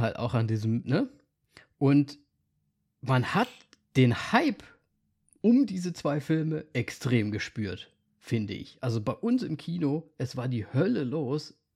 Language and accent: German; eastern Germany, Germany; Bei uns im Osten